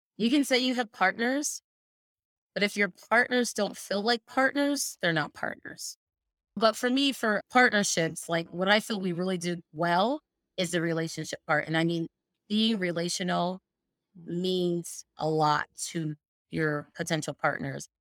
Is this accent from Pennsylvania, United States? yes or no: yes; Allentown, Pennsylvania, United States; I grew up in Bethlehem, Allentown, Pennsylvania